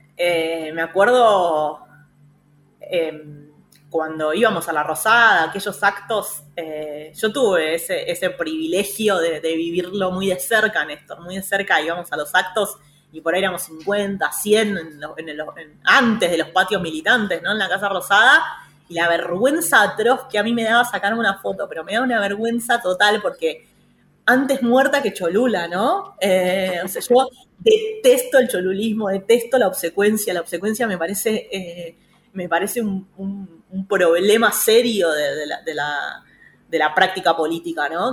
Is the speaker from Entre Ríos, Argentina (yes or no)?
no; Pilar, Buenos Aires Province, Argentina; yo soy de Pilar